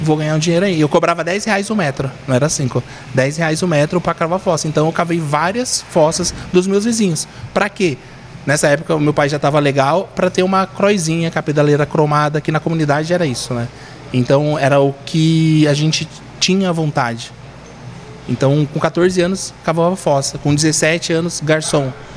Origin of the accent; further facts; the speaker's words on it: Hortolândia, São Paulo, Brazil; also born or lived in Cubatão, Santos; a minha história realmente é Hortolândia em Campinas